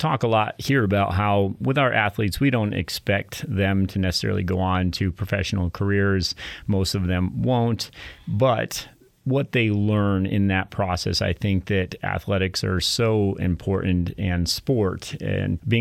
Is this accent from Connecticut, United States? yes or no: yes; Hartford, Connecticut, United States; moved away; We're both from Connecticut originally.